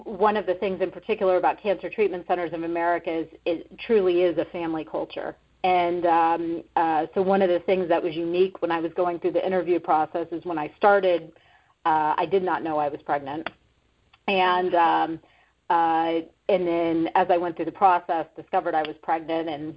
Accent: Florida, United States; also born or lived in Boston; now in Arizona, United States; I'm from Florida

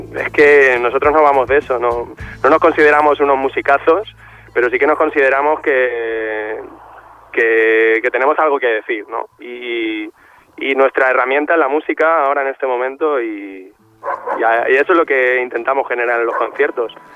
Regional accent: Valencian Community, Spain; venimos desde Valencia

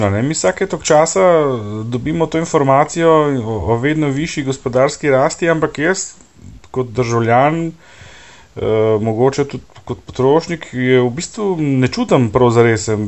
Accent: Slovenia; Veš, uh, Slovenci smo zelo hecni narod

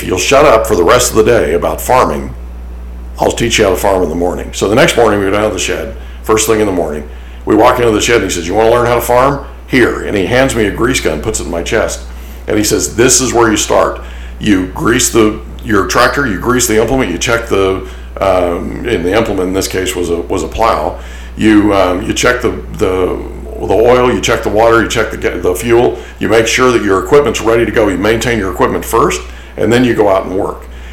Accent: Ponca City, Oklahoma, United States; So I grew up in Oklahoma. I was born in Ponca City, Oklahoma

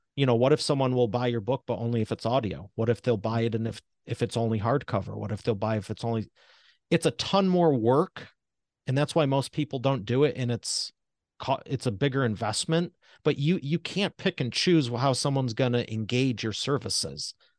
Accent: Detroit, Michigan, United States; I'm from Detroit Motor City

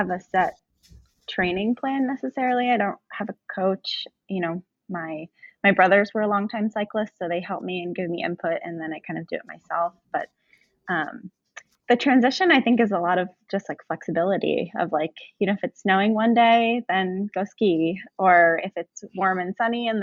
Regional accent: Vermont, United States; I'm from Vermont.

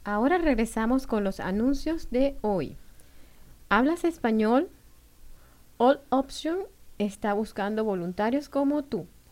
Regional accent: Venezuela; now in Bloomington, United States; chévere decimos los venezolanos. Soy de Venezuela

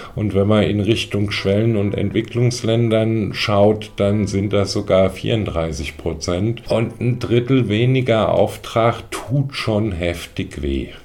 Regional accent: Germany; hier bei uns in Deutschland

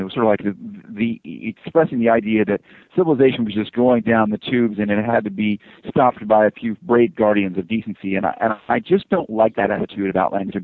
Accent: the South, United States; first language English; moved away as an adult; I grew up in the South in the United States

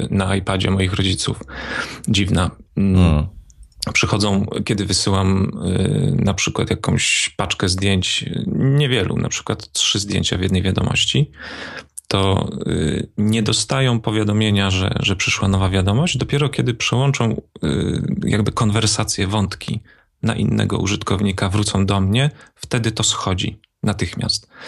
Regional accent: Wrocław, Lower Silesian Voivodeship, Poland; bo jestem gołdać, z Wrocławia.

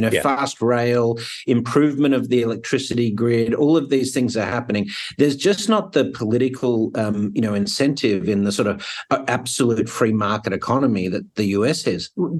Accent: New York, United States; having lived in New York as a New Yorker, but someone that travels all over

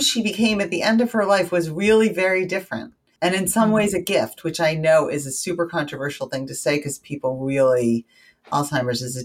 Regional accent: Connecticut, United States; also born or lived in New York City; we moved from New York City to Connecticut and my whole family became very depressed. And I made clay puppets and told jokes at the table. And I was probably 9

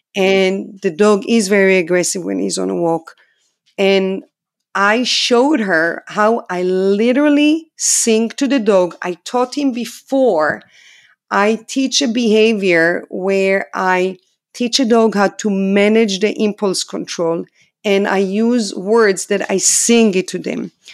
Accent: Israel; English is a second language; moved away as an adult; I'm from Israel, obviously. I'm a foreigner here.

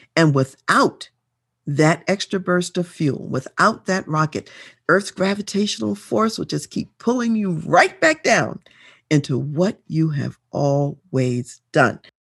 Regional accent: Colorado, United States; though I'm from Colorado, I'm here in Colorado

